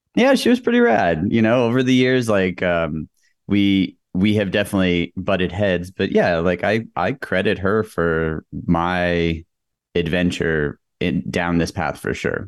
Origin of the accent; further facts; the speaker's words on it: El Paso, Texas, United States; moved away as an adult; I grew up in El Paso, Texas.